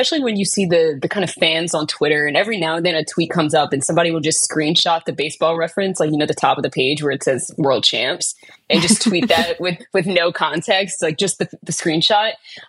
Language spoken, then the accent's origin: English; Louisiana, United States; accent: southern twang; moved away as an adult; now in Texas, United States; I'm from Louisiana, so right next door. Still got a little bit of the southern twang, but not quite as much as they do out in Texas.